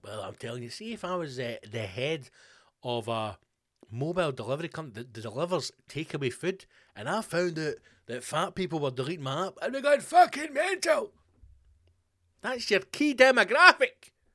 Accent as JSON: {"language": "English", "region": "Scotland", "country": "United Kingdom", "said": "I'm obviously a Scottish person"}